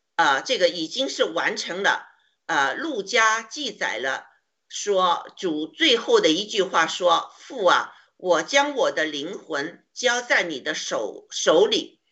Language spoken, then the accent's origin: Chinese; China; 我们中国人一定会被呃种族歧视的